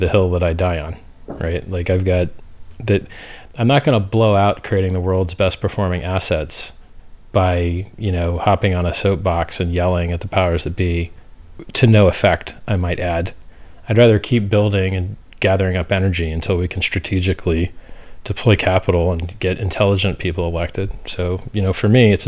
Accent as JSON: {"language": "English", "country": "United States", "said": "I'm from America"}